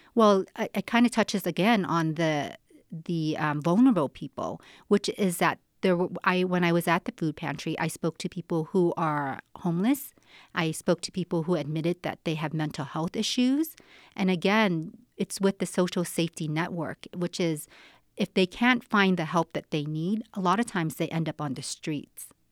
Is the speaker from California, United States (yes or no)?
yes; Silicon Valley, California, United States; now in Reno, United States; I'm from Silicon Valley. I was in that industry